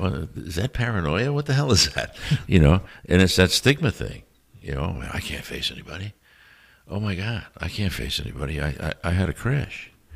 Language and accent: English; New York City, New York, United States; I'm from New York City